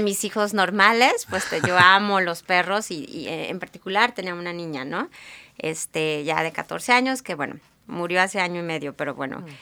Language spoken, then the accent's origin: Spanish; Guadalajara, Jalisco, Mexico; moved away as an adult; now in Seattle, United States; yo soy de Guadalajara, ahí crecí